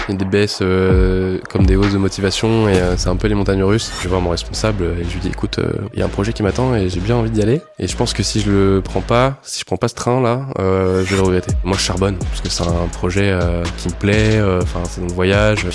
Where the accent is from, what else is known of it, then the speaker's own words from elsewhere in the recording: Niort, Nouvelle-Aquitaine, France; je viens de Niort, de base